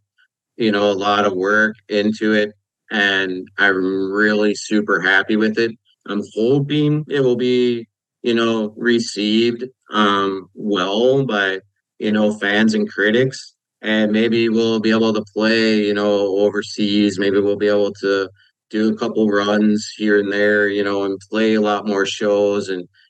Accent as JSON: {"language": "English", "town": "Kenosha", "region": "Wisconsin", "country": "United States", "tie": "born or raised there", "said": "my hometown of Kenosha"}